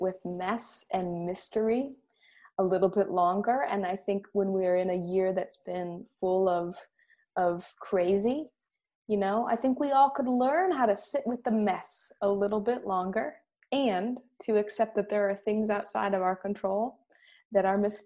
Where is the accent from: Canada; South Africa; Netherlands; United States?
United States; Michigan; growing up in Michigan where I did